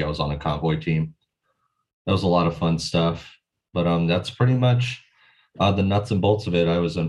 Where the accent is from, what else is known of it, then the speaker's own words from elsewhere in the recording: California, United States; So I grew up in California, mostly in Southern California, went to high school at Laguna Hills High School